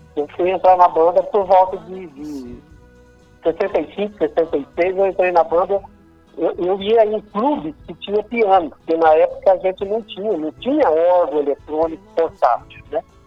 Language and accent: Portuguese; Salto Grande, São Paulo, Brazil; now in Assis, Brazil; eu sou do estado de Salto Grande, que é próximo aqui de, de Assis